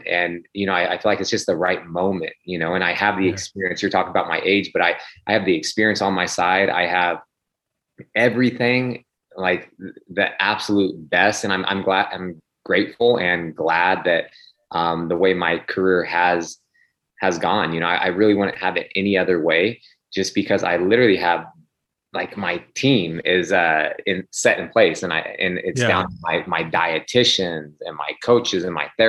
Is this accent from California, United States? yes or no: yes; Sacramento, California, United States; also born or lived in Phoenix, Arizona; I was born in Phoenix, but, you know, I grew up in Sacramento. My father, they moved out here, I think, when I was like 6 months old